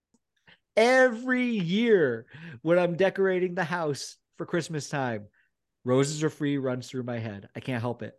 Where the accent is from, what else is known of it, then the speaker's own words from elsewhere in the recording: United States; moved away as an adult; now in United Kingdom; growing up in America